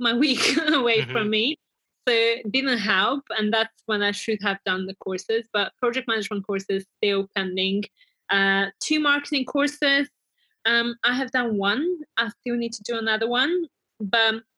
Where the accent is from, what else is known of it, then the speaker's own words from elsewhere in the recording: Bulgaria; moved away; products from my home country